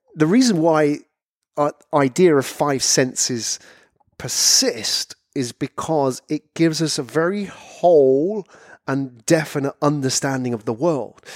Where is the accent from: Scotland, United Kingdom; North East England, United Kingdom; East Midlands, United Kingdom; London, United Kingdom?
London, United Kingdom; moved away as an adult; also born or lived in Japan; I was from London